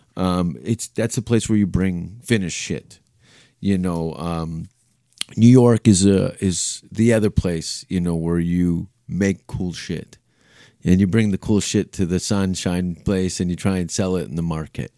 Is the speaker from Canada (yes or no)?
yes; Canada; being a Canadian